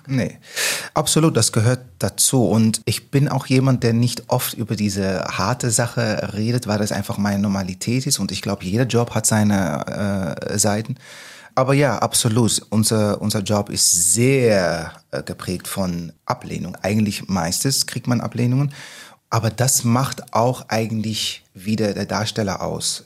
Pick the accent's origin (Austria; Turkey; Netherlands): Netherlands; German is a second language; moved away as an adult; now in Hamburg, Germany; Holländer, ich bin in Holland aufgewachsen, wie man hört